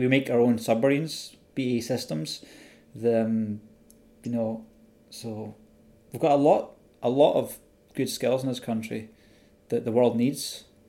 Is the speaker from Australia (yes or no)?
no; Scotland, United Kingdom; a fellow Scotsman in London